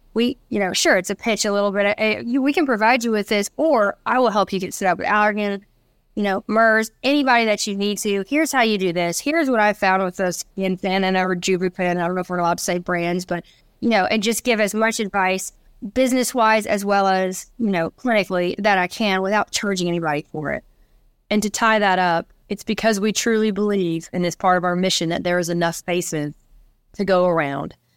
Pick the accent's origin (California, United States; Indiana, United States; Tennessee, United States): Tennessee, United States; Nashville; we grew up and born and raised in Nashville, Tennessee